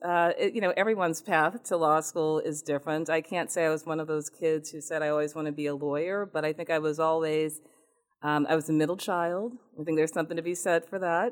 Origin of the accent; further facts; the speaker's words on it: Newton, Massachusetts, United States; also born or lived in Richmond, Virginia / Louisiana / New Jersey; I grew up in Newton, Massachusetts